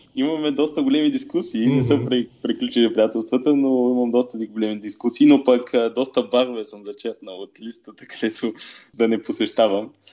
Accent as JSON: {"language": "Bulgarian", "town": "Sozopol", "region": "Burgas Province", "country": "Bulgaria", "moved": "yes", "lives_now": "Germany", "said": "съм от Созопол"}